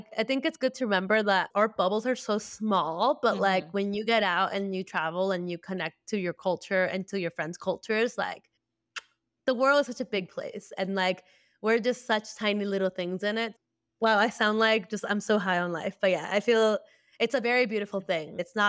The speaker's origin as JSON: {"language": "English", "region": "Lima", "country": "Peru", "said": "people could tell that I wasn't from Lima because my accent has changed a little bit. Like, it might even lean a little bit more like Central American"}